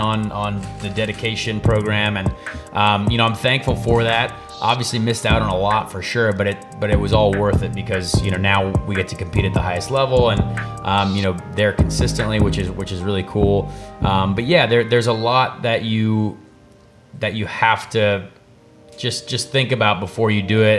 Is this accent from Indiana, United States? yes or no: yes; Noblesville, Indiana, United States; I grew up in Noblesville, Indiana.